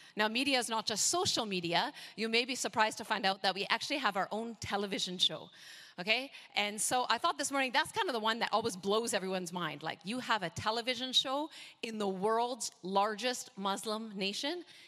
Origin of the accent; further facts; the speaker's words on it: Canada; moved away as an adult; also born or lived in North America; now in Indonesia; I'm, I'm Canadian, so if I sound a bit different, okay, that's why